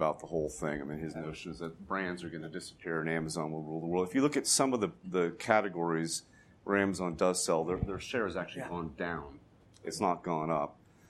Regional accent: Perrysburg, Ohio, United States; accent: Ohio; moved away; my hometown, Perrysburg, Ohio, of 20,000 people

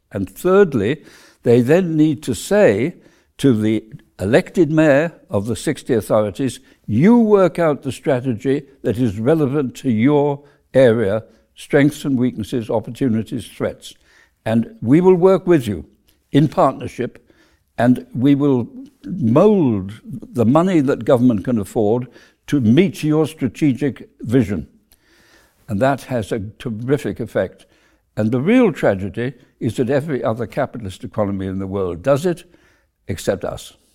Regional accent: South Wales, United Kingdom; moved away; I came from South Wales, where we were a relatively prosperous middle class family

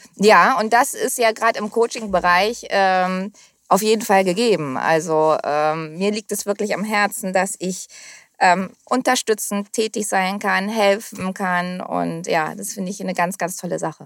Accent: Hamburg, Germany; also born or lived in Costa de la Luz, Spain; ich bin hier geboren, meine Eltern kommen aus Hamburg, meine Großeltern, also waschecht

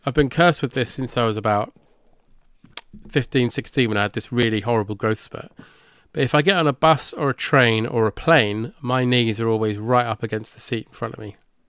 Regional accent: Watford, East of England, United Kingdom; growing up in Watford

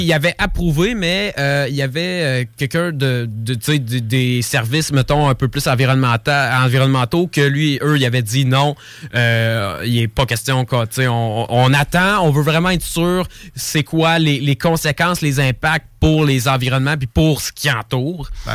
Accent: Lévis, Quebec, Canada; Oui, je suis ici depuis toute ma vie. Je suis né à Lévis

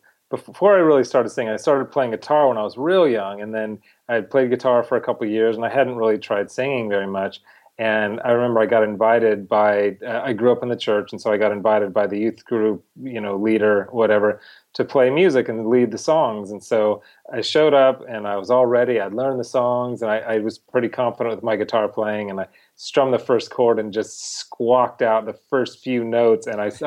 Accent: California, United States; now in Los Angeles, United States; I live in Los Angeles now, but I grew up not far from here. I grew up in Orange County, California, in a modest lower middle class family.

